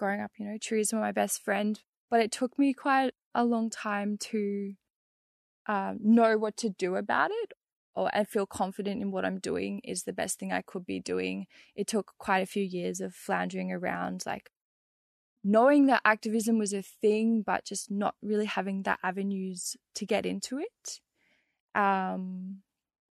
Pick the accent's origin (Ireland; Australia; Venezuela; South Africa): Australia; Brisbane, Queensland; moved away as an adult; now in New South Wales, Australia; I grew up in Mianjin, Brisbane